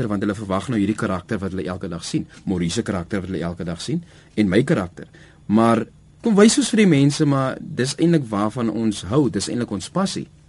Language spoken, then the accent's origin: Afrikaans; Heidelberg, South Africa; Ons is van Heidelberg af saam groot geword.